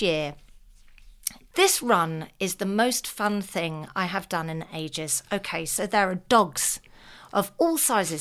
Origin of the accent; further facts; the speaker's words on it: United Kingdom; as a Brit